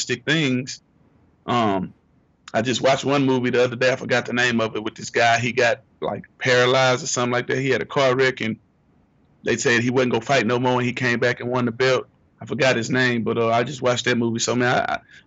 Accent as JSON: {"language": "English", "town": "Houston", "region": "Texas", "country": "United States", "said": "I'm from Houston"}